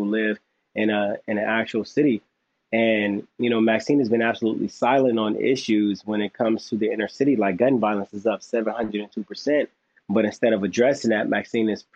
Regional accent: Los Angeles, California, United States; I'm from South Central Los Angeles. I grew up with gangs

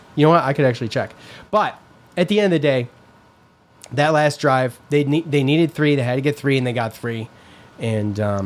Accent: East Syracuse, New York, United States; growing up in East Syracuse

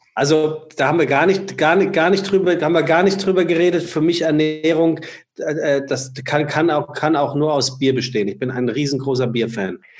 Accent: Frankfurt, Hesse, Germany; now in Hamburg, Germany; ich als Frankfurter

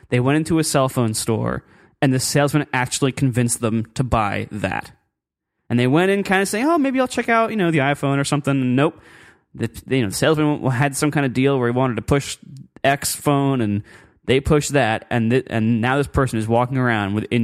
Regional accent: Meadville, Pennsylvania, United States; It's actually, I grew up in Pennsylvania.

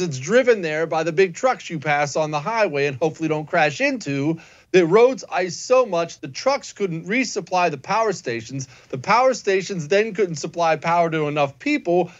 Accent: Montana, United States; now in Texas, United States; I grew up in Montana, they bury all the pipes five feet underground because it freezes all the time.

